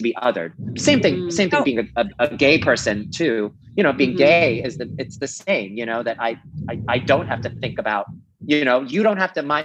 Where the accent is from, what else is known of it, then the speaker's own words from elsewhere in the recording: New York City, New York, United States; I grew up in New York City.